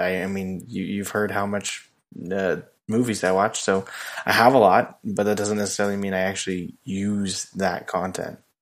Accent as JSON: {"language": "English", "town": "Indian Wells", "region": "California", "country": "United States", "tie": "born or raised there", "said": "where I grew up in Indian Wells"}